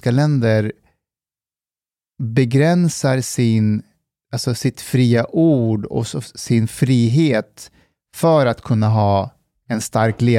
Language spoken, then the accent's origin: Swedish; Kulu, Konya, Turkey; now in Sweden; Jag är född och uppvuxen där